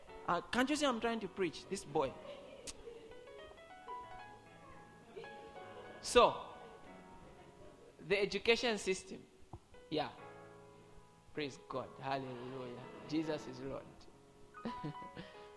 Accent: Kasama, Northern Province, Zambia; moved away; I was from Kasama

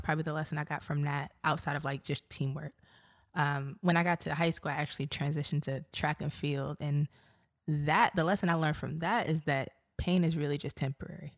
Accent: New York City, New York, United States; moved away as an adult; also born or lived in Montgomery County, Maryland; now in Baltimore, United States; I grew up in Brooklyn

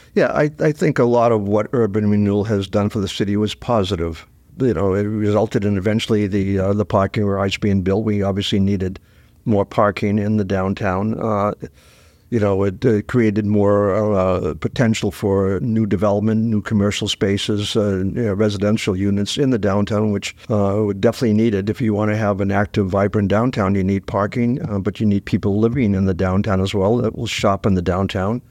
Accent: Dover, New Hampshire, United States; I grew up in Dover

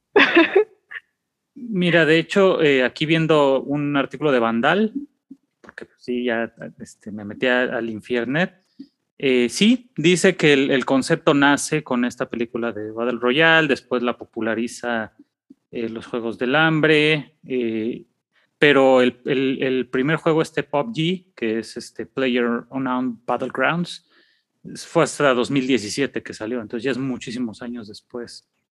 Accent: Mexico; somos niños mexicanos de clase popular

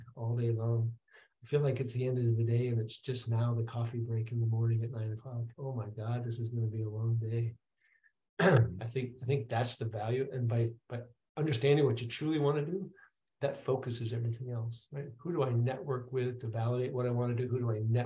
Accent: Wisconsin, United States; also born or lived in Michigan; I grew up in Wisconsin, but I was born in Michigan

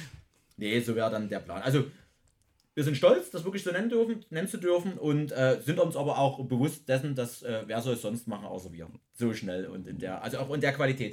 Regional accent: Freital, Saxony, Germany; meiner Heimatstadt Freital dann äh, unweit von Dresden

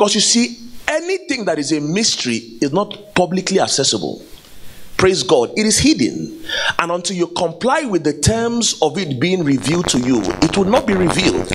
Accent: Igboland, Nigeria; I come from the Igbo tribe in Nigeria

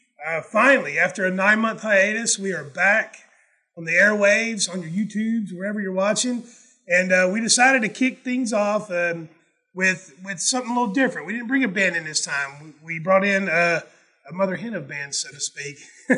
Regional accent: Southern US, United States; So I'm like, you know, white guy from the South that sounds like I'm from Connecticut

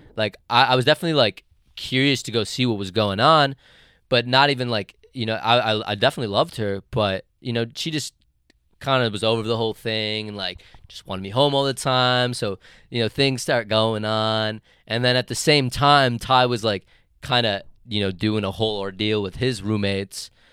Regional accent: Detroit, Michigan, United States; we're from Detroit.

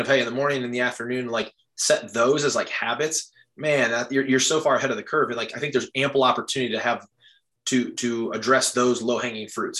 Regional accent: Midwest, United States; moved away as an adult; I'm from the Midwest

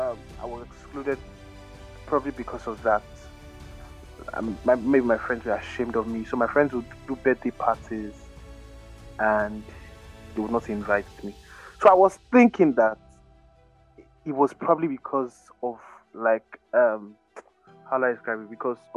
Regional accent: Canada; And then I grew up in Canada.

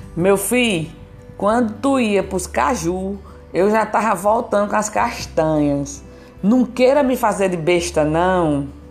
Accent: Petrolina, Pernambuco, Brazil; eu sou de Petrolina, a região é o sertão brasileiro, Pernambuco, estado de Pernambuco e fica no Nordeste

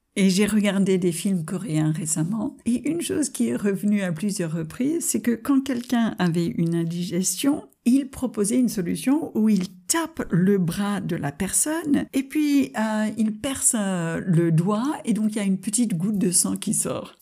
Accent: United States; French is a second language; moved away as an adult; now in France; en tant qu'américaine qui est venue s'installer en France.

